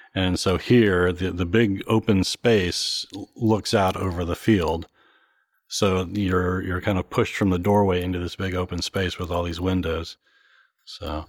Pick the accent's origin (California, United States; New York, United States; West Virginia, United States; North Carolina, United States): West Virginia, United States; Morgantown; now in Washington, D.C., United States; my hometown in Morgantown, West Virginia